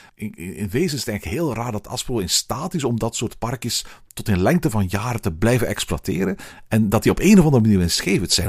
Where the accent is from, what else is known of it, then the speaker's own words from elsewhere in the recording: Antwerp, Flanders, Belgium; hier bij ons in Antwerpen.